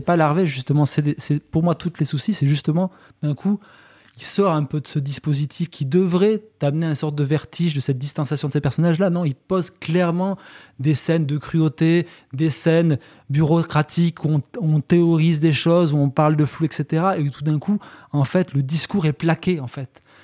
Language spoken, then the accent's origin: French; near Bozouls, Occitania, France; à Bozoul, qui est à deux pas de là où j'ai grandi